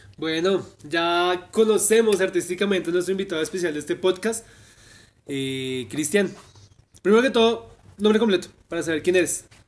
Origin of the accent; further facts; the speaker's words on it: Madrid, Cundinamarca, Colombia; yo soy de Madrid